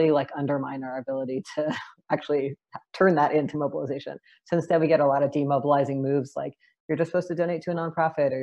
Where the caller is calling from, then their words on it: Seattle, Washington, United States; I am calling in from Duwamish land and also known as Seattle, Washington